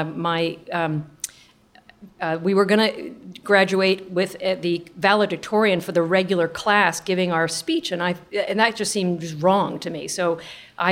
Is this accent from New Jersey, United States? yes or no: yes; Jersey Shore, New Jersey, United States; moved away; also born or lived in Pennsylvania / California; I grew up on the Jersey Shore